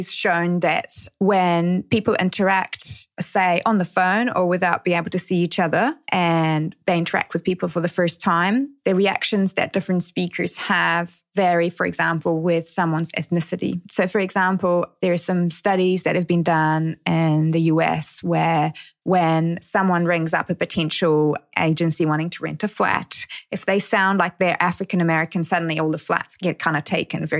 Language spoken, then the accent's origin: English; Romania; now in New Zealand; I'm Romanian by birth